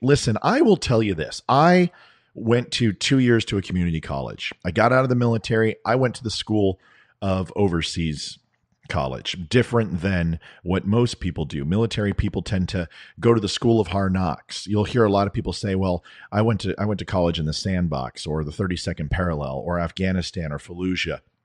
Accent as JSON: {"language": "English", "country": "United States", "said": "I'm an American"}